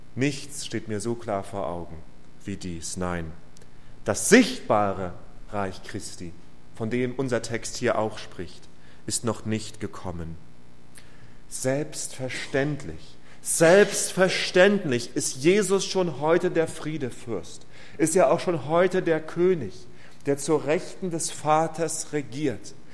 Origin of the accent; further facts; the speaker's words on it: Rostock, Mecklenburg-Vorpommern, Germany; meiner Heimatstadt in Rostock